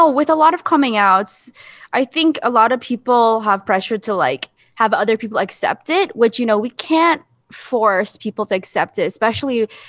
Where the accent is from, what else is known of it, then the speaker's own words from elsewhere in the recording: Philippines; my experience, you know, being a Filipino itself, I think there's a lot of obsession with um, image